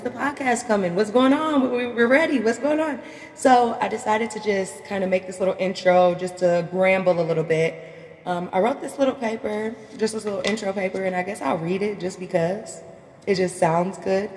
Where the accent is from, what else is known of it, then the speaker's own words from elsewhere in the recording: Minnesota, United States; I'm from Minnesota